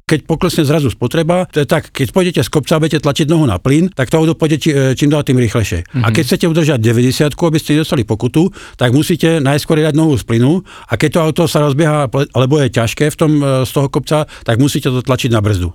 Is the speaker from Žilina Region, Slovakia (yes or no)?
yes; Liptov, Žilina Region, Slovakia; u nás na Liptove